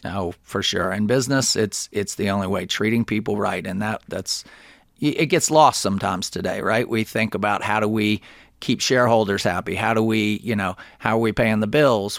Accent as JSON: {"language": "English", "town": "Alpharetta", "region": "Georgia", "country": "United States", "also_born_or_lived": "Athens, Georgia / Gainesville, Georgia", "said": "I'm from Alpharetta"}